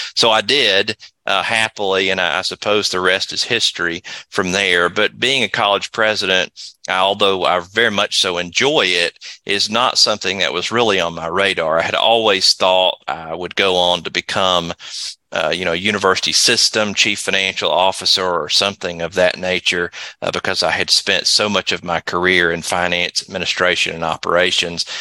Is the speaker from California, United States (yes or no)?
no; Athens, Tennessee, United States; also born or lived in Chattanooga, Tennessee; Athens, Tennessee, where Tennessee Wesleyan is, is my hometown